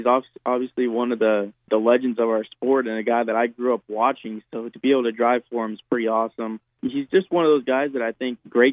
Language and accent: English; Southern California, United States; now in Charlotte, United States; I'm from Southern California